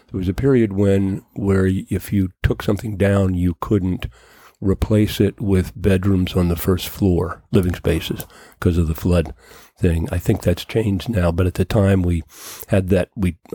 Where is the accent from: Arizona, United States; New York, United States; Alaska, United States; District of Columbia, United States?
District of Columbia, United States; Washington; born there; So I was actually born at Farragut West.